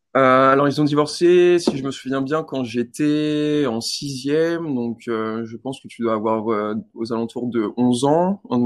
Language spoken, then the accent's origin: French; Val-de-Marne, south of Paris, Île-de-France, France; moved away as an adult; now in New Zealand; Je vis dans le 94, du coup, c'est au sud de Paris. J'étais chez mon père avant de partir. Et bah, je suis je suis français